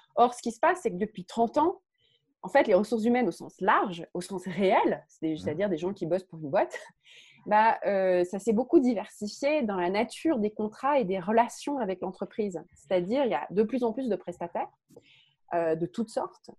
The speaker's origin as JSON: {"language": "French", "country": "France", "said": "je suis française."}